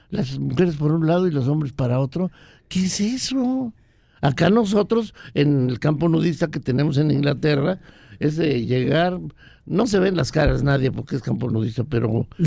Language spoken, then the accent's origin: Spanish; Ocotlán, Jalisco, Mexico; moved away; Soy de Ocotlán, Jalisco.